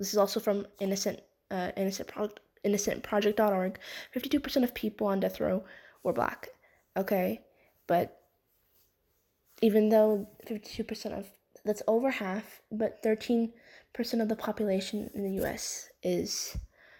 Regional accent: Oklahoma, United States; my home state, Oklahoma

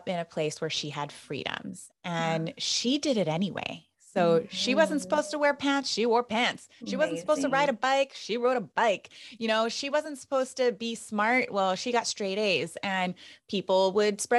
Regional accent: Hilo, Hawaii, United States; that's how we ended up in Hilo, because my parents aren't from Hawaii, but I was born and raised here

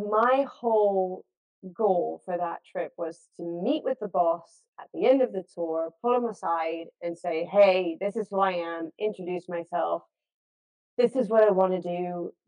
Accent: Los Angeles, California, United States; grew up in the States. I was born and raised in Los Angeles.

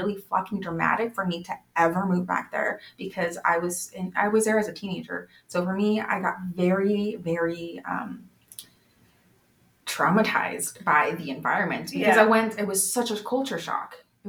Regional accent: Bay Area, California, United States; also born or lived in Mexico / Idaho; when I grew up in the Bay Area, being white was a minority.

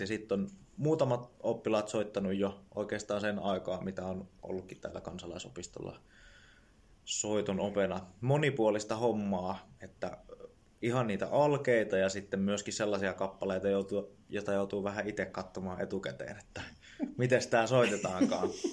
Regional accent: Jyväskylä, Central Finland, Finland; mä tuun Jyväskylästä

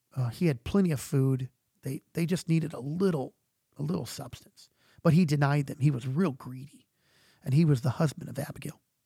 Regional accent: United States; we're American

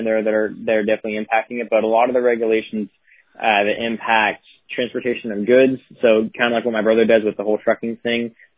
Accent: Tulare, California, United States; my hometown, Tulare

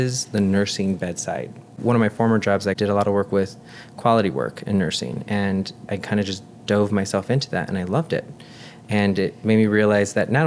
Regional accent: West Suburbs of Chicago, Illinois, United States; We grew up here in the West Burbs, and even in nursing school, I always knew I wanted to work at one of the bigger hospitals

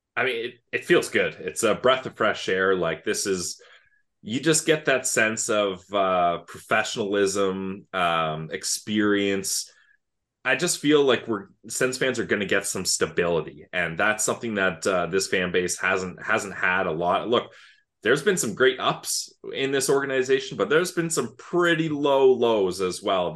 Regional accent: Canada; I grew up outside of Ottawa

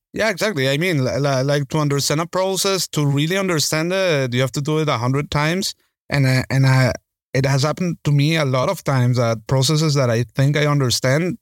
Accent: Caracas, Capital District, Venezuela; moved away as an adult; also born or lived in Spain; in Caracas, in my hometown.

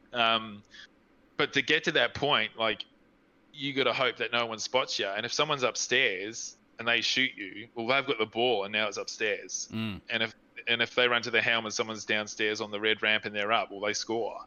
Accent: New Zealand; now in Australia; I'm from New Zealand

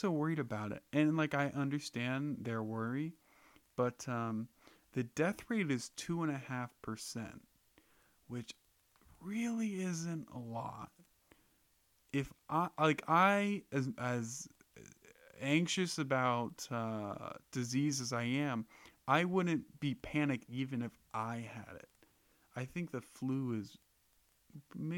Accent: United States; I drew the fucking lottery to be born in America

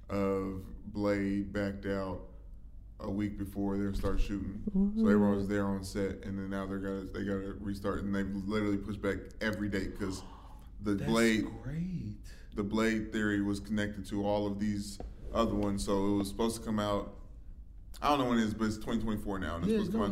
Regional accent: North Carolina, United States; I'm from North Carolina.

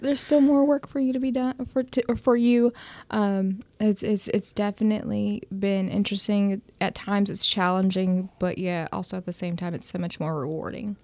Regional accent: Bidwell, Ohio, United States; I am from Bidwell, Ohio, which is the center of the universe.

